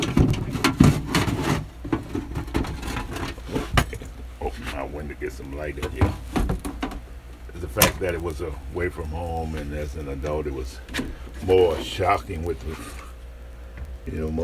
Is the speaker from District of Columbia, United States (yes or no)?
no; New Orleans, Louisiana, United States; moved away; I grew up in New Orleans and I didn't know nothing but New Orleans